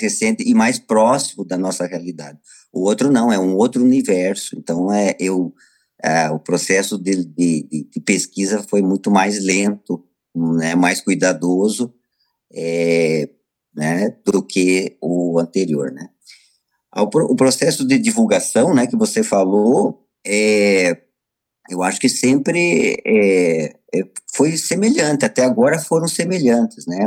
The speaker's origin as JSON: {"language": "Portuguese", "country": "Brazil", "said": "aqui no nosso país"}